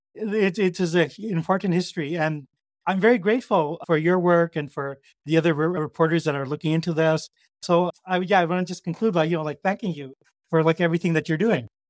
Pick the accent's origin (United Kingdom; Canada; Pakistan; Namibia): Canada; I am a Canadian